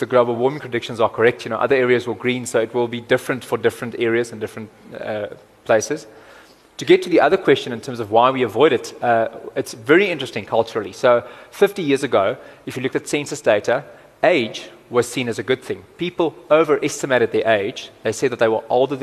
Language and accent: English; Cape Town, Western Cape, South Africa; I'm also from Cape Town